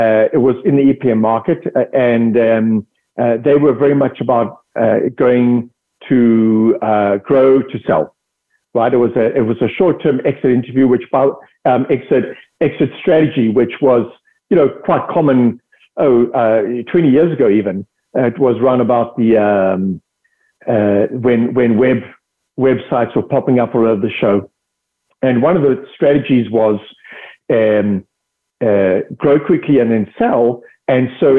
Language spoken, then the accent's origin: English; South Africa; accent: South African; moved away as an adult; also born or lived in United Kingdom; I'm originally from South Africa. That's the accent.